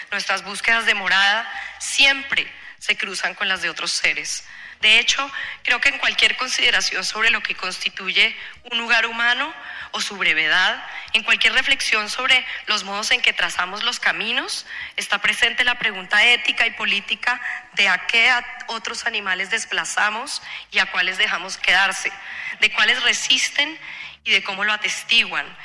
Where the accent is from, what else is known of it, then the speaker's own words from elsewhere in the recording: Colombia; now in United States; los bosques en los que crecí en Colombia y en los que ahora vivo en Estados Unidos